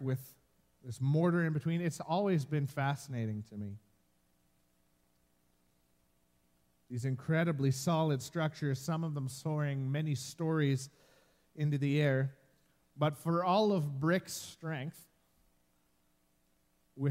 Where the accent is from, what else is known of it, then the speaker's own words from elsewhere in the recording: Medicine Hat, Alberta, Canada; moved away; I spent the greater part of my childhood growing up in Medicine Hat